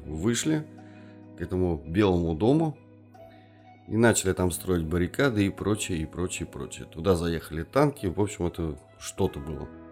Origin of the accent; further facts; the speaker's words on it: Kazan, Tatarstan, Russia; also born or lived in Yelabuga; мы не москвичи, мы казанцы